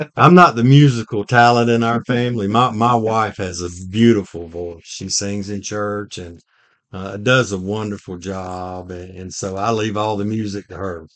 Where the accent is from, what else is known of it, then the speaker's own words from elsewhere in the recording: Hartford, Alabama, United States; I'm from Hartford, Alabama, which is a small rural community in southeast Alabama.